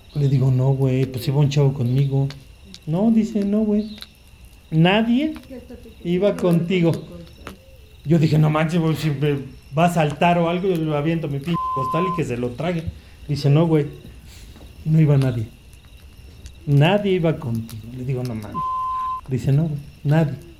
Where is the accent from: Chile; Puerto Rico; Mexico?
Mexico; Analco, Puebla; me voy para Nalco, a mi pueblo